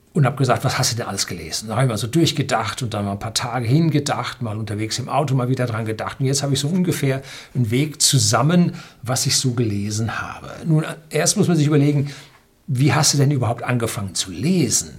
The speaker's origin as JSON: {"language": "German", "region": "North Rhine-Westphalia", "country": "Germany", "tie": "born or raised there", "said": "als Jugendlicher in Nordrhein-Westfalen"}